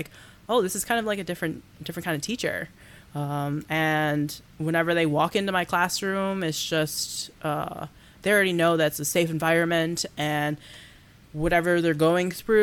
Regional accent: Baldwinsville, New York, United States; also born or lived in Oswego, New York; now in Syracuse, United States; I'm just from New York

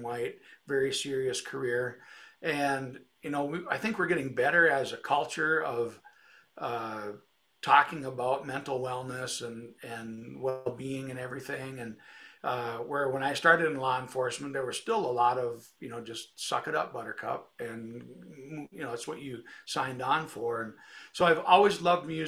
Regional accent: Detroit Lakes, Minnesota, United States; also born or lived in Moorhead, Minnesota; I'm from Detroit Lakes, Minnesota, Northwest Minnesota, straight east of Fargo, North Dakota, about an hour, and lived here about 30 years.

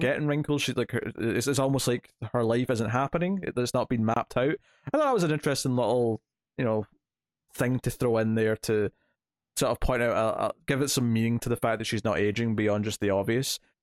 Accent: Scotland, United Kingdom; I'm Scottish

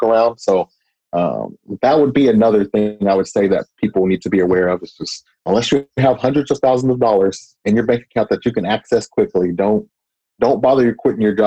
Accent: Austin, Texas, United States; I was born and raised in Austin. So I was born and raised in East Austin

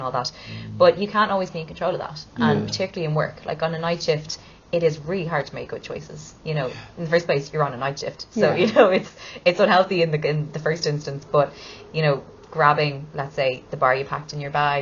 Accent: Ireland; I'm Irish

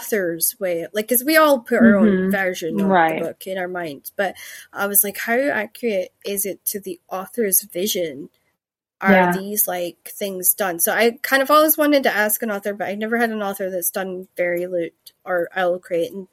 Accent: Scotland, United Kingdom; I'm Scottish

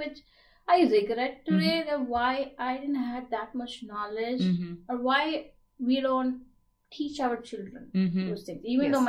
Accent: India; born or raised there; moved away as an adult; now in United States

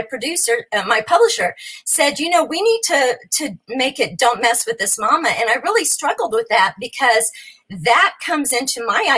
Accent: New Mexico, United States; moved away as an adult; now in Nashville, United States; I was born and raised in New Mexico

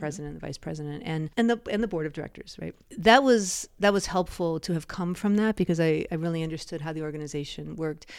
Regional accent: United States; being an American

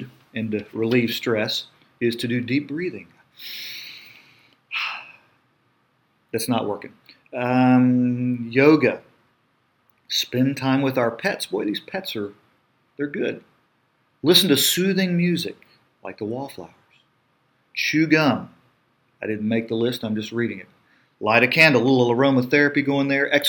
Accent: United States

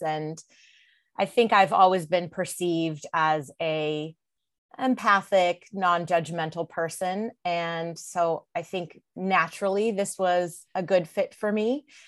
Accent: California, United States; moved away as an adult; also born or lived in Mississippi; I've born and raised in California, but I ended up living in Mississippi for several years.

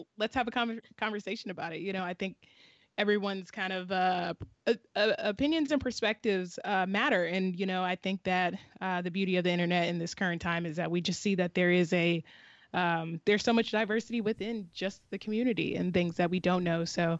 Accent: Southeastern Virginia, United States; Shayna and I are both from Virginia, but she's from Northern Virginia and I'm from Southeastern Virginia, which are two totally different worlds

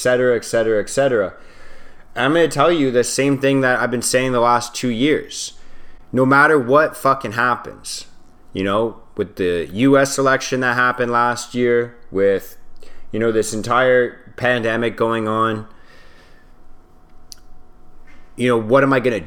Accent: Canada; we're all Canadian

